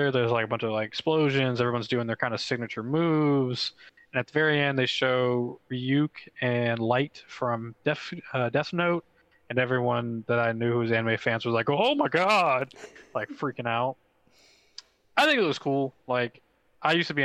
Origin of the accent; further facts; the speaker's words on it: the South, United States; I am from the South